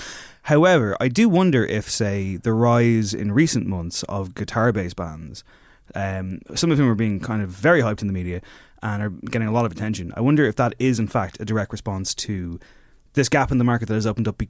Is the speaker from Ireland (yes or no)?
yes; Ireland; I mean, I'm from fucking Louth.